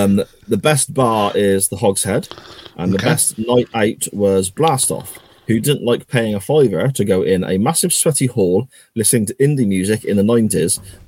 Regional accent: Gloucester, South West England, United Kingdom; Gloucester City are my hometown club.

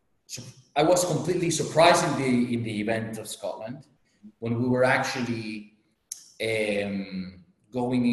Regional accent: Las Palmas, Canary Islands, Spain; That's my hometown, my home island. My hometown is Las Palmas.

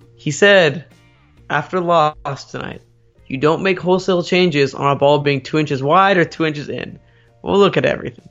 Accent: United States; I might be a, a, an American with, uh, Iranian, uh, parents, but I'm one hundred percent American above everything else.

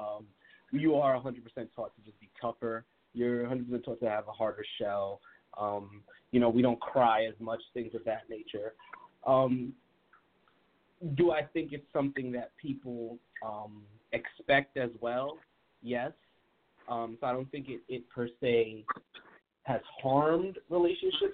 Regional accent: Grenada; now in Brooklyn, United States; I was born in Grenada, so very small island, and coming into Brooklyn

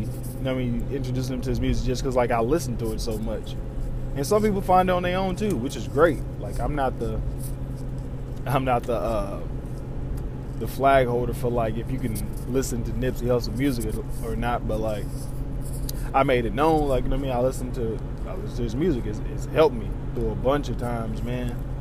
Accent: Southern Indiana, United States; moved away; I'm from Southern Indiana

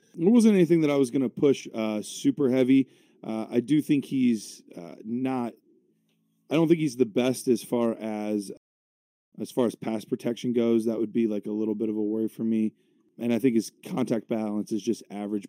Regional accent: Cleveland, Ohio, United States; my hometown team, the Cleveland Browns

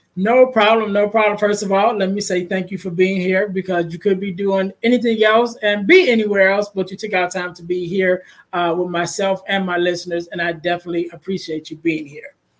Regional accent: Chicago, Illinois, United States; I'm from Chicago

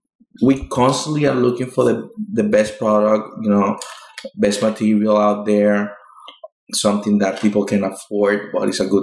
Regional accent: Venezuela; also born or lived in Florida / Brooklyn; now in Queens, United States; When I moved here from Venezuela, I used to live in Florida. I lived like for a year and a half while I was waiting for my mother and grandmother to do the move to United States. So from there, we moved to New York.

